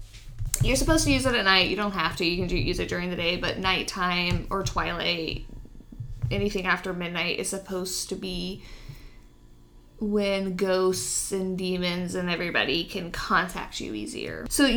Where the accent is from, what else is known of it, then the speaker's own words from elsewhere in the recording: Texas, United States; I grew up in Texas, man.